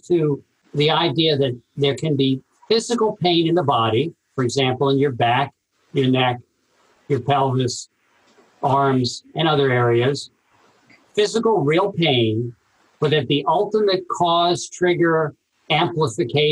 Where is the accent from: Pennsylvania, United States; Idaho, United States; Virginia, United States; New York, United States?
New York, United States; New York City; also born or lived in Princeton, New Jersey; now in Los Angeles, United States; I grew up in Brooklyn, New York